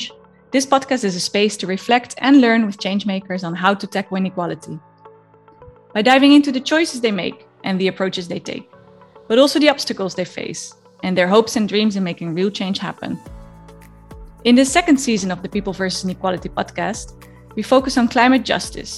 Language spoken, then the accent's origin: English; Netherlands; moved away; my home country of the Netherlands